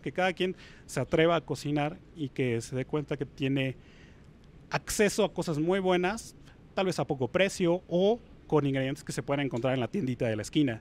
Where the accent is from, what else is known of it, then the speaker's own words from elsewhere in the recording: Puebla, Mexico; yo soy de Puebla